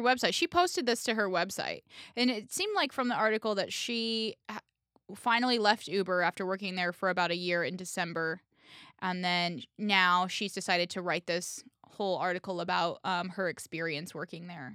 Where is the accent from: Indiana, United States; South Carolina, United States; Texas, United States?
Indiana, United States; Indianapolis; now in New York, United States; I'm from Indiana, I'm from Indianapolis, which is a sizable city.